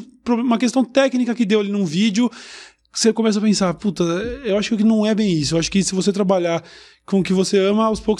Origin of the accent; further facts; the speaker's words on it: Uberlândia, Minas Gerais, Brazil; moved away as an adult; now in São Paulo, Brazil; Sou de Uberlândia.